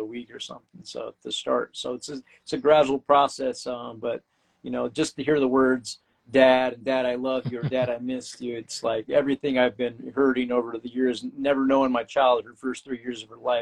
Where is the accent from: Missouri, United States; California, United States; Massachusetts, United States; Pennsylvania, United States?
California, United States; moved away as an adult; now in Brisbane, Australia; I'm from California